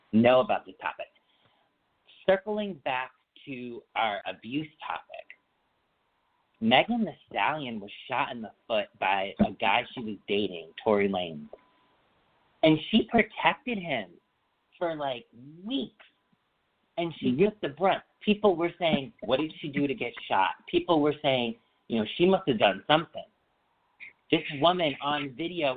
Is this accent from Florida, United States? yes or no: no; Feeding Hills, Massachusetts, United States; also born or lived in Springfield, Massachusetts; we moved from Springfield, Mass., which is in Western Mass., to Feeding Hills, Mass., which is still Western Mass., but like 20-minute car ride away